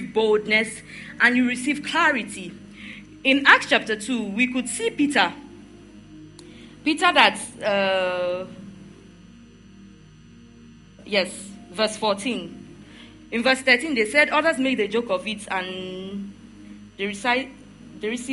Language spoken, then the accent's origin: English; the East, eastern Nigeria, Nigeria; also born or lived in Benin City, Nigeria / Warri, Nigeria; now in Lagos, Nigeria; I am an Igbo girl. I grew up in the East. I went to school in Benin. And then I stayed a bit in Warri, and then I moved to Lagos